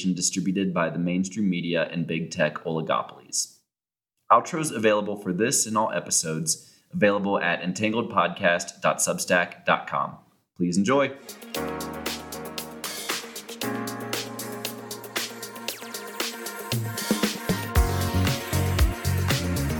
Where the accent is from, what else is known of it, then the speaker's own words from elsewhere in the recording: Cincinnati, Ohio, United States; moved away as an adult; now in Denver, United States; I grew up in Cincinnati, not a big Mormon community